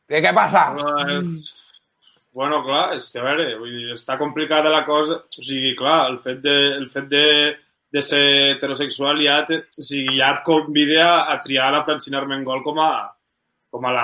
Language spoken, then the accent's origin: Catalan; Catalonia, Spain; i el Quim Torra també m'interessaria, vull dir, com a, com a català frustrat, saps?